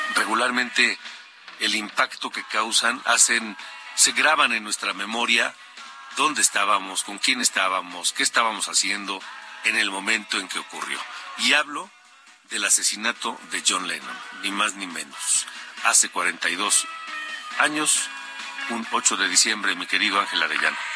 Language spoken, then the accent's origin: Spanish; Mexico; como los mexicanos